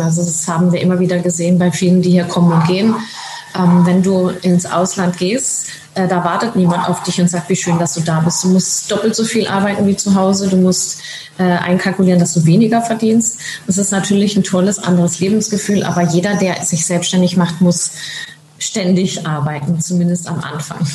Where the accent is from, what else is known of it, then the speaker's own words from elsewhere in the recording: Germany; moved away as an adult; now in Tenerife, Spain; weil wir so gerne ausgewandert sind und fanden es auch so toll, für Kinder hier aufzuwachsen